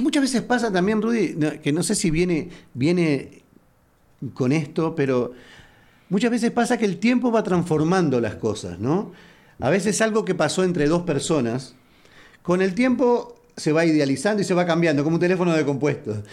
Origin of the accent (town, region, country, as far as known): Uruguay; now in Houston, United States